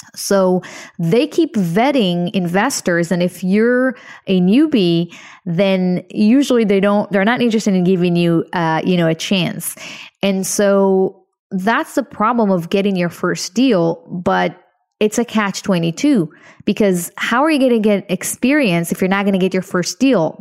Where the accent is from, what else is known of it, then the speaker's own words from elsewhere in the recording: Israel; moved away; I'm originally from Israel. I was born to a very, very poor family